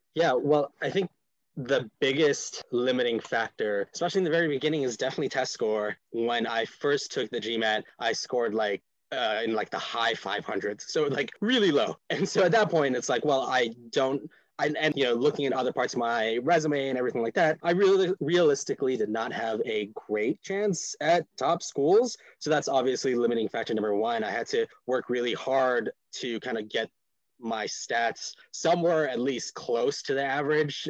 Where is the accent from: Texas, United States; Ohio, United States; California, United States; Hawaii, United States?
Hawaii, United States; Honolulu; moved away as an adult; also born or lived in Boston / New England; I grew up in Honolulu, Hawaii, before coming out here to New England for for school